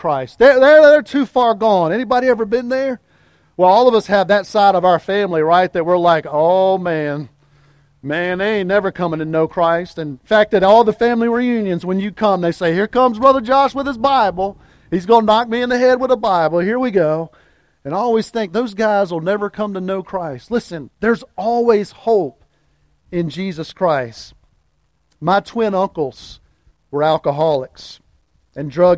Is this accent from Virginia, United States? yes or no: yes; Louisa, Virginia, United States; my hometown of Louisa, Virginia